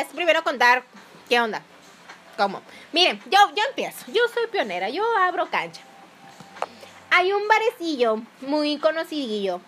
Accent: Nayarit and Jalisco, Mexico; Yo me considero mitad nayarita y mitad jalisciense

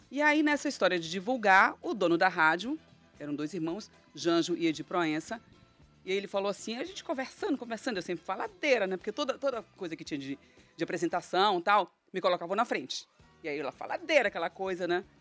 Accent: Pará, Brazil; Eu sou paraense, paraense fala muito no sh, sh, sh.

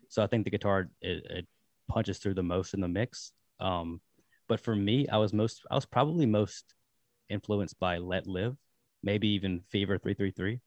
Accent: Danville, Virginia, United States; now in Richmond, United States; I'm from Danville, Virginia, but, uh, I live in Richmond now

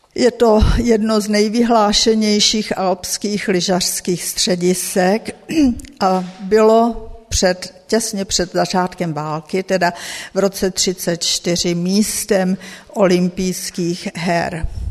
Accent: Czechia; moved away as an adult; also born or lived in United States / Indonesia / Ecuador; Odešli jsme z Československa v roce 1969

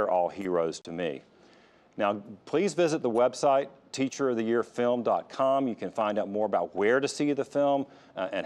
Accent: Fayetteville, North Carolina, United States; I had so many wonderful teachers growing up in Fayetteville

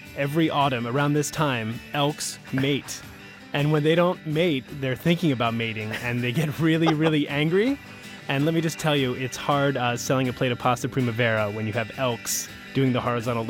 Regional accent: Philadelphia, Pennsylvania, United States; I'm from Philly

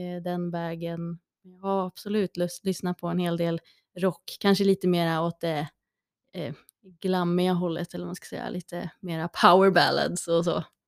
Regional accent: Gävle, Gävleborg County, Sweden; Jag kommer från Brända bockens stad

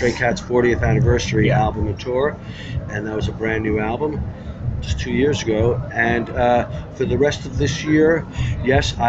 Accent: Long Island, New York, United States; moved away as an adult; also born or lived in London; We're all from Long Island, New York

